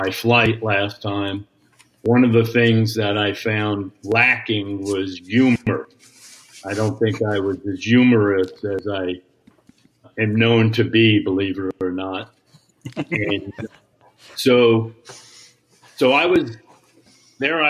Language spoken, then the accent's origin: English; New York, United States; accent: New York; I'm from New York